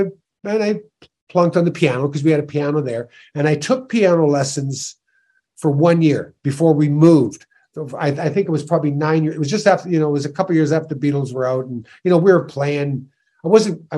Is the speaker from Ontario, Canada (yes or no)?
yes; Sault Ste. Marie, Ontario, Canada; born or raised there; moved away